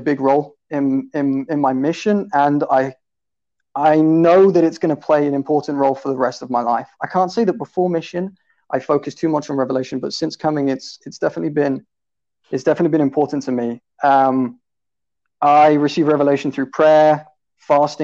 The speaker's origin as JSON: {"language": "English", "town": "Romsey", "region": "South East England", "country": "United Kingdom", "accent": "British", "said": "I am from South England, from a town called Romsey"}